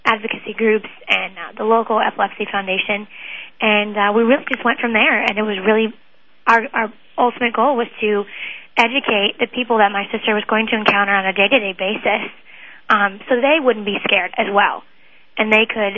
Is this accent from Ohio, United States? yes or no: yes; West Chester, Ohio, United States; also born or lived in Lexington, Kentucky; I'm from Westchester, Ohio, and I am in the process of transferring to Ohio State University, and I was originally born in Lexington, Kentucky